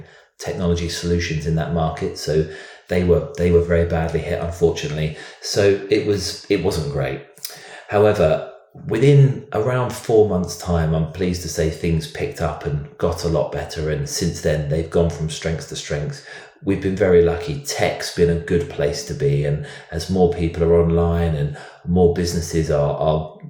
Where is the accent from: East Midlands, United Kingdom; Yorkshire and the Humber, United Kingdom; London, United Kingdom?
London, United Kingdom; I'm a Brit. I am from London. I live in London